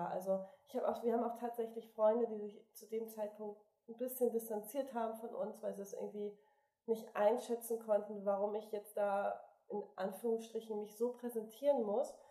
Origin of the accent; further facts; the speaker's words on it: Bremen, Germany; born there; now in Hamburg, Germany; Wir sind ja gebürtige Bremer, wollten aber nicht zurück nach Bremen.